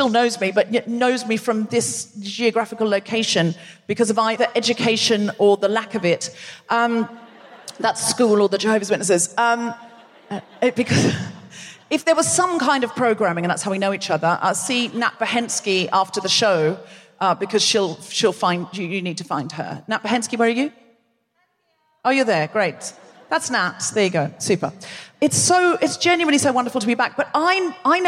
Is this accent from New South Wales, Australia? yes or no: no; Brisbane, Queensland, Australia; moved away; also born or lived in Gold Coast; I was born in Brisbane, raised here partly, raised on the Gold Coast partly.